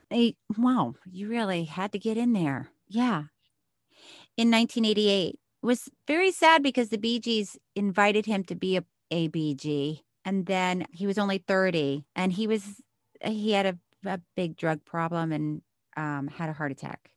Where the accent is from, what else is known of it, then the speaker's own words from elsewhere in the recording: Miami, Florida, United States; I was born in Miami